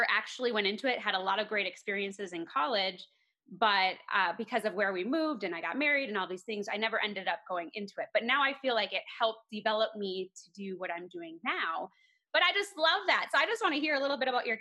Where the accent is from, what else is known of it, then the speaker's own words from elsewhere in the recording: Minnesota, United States; moved away as an adult; now in Colorado, United States; I'm from Minnesota. We just moved to Colorado